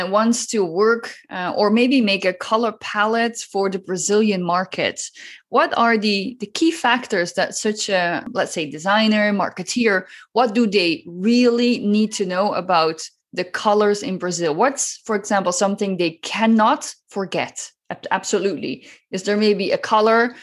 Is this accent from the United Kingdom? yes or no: no; Netherlands; I'm originally from the Netherlands